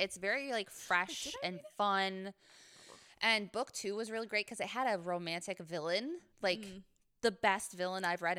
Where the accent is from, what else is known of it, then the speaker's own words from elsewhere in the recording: Scotland, United Kingdom; And as a Scot